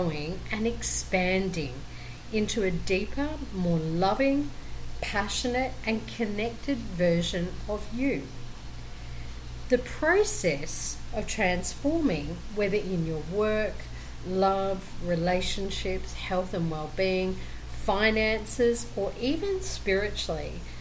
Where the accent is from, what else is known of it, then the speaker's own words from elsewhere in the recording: Brisbane, Queensland, Australia; now in Colombia; I am originally from Brisbane, Australia, and currently living in Colombia, South America